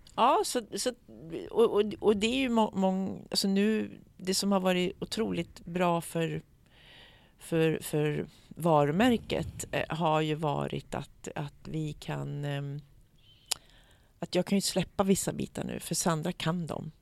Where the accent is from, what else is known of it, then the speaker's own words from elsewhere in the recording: Eskilstuna, Södermanland, Sweden; also born or lived in United States; min lilla sköra hud som kommer från Eskilstuna, Sweden